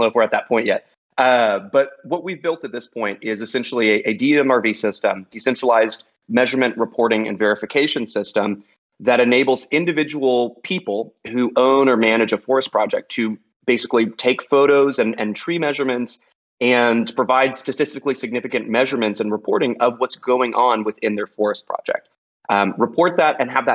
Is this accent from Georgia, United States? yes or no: no; Texas, United States; I'm from Texas